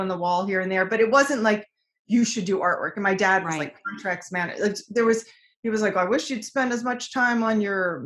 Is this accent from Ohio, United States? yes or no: no; King of Prussia, Pennsylvania, United States; moved away as an adult; also born or lived in San Francisco; I grew up in King of Prussia, Pennsylvania